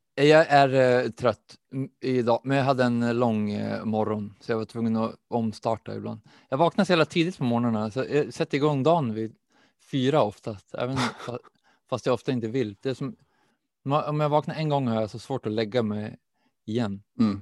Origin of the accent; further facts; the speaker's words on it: Umeå, Västerbotten County, Sweden; jag är också uppvuxen i Umeå